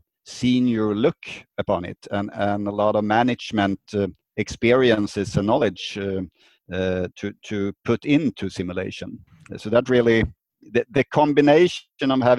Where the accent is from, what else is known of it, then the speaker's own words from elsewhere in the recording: Sweden; I'm from Sweden, living in the Stockholm area, the capital of Sweden.